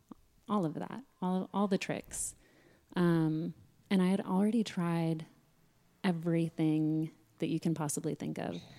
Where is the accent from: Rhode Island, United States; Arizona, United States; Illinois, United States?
Arizona, United States; Sedona; growing up in Sedona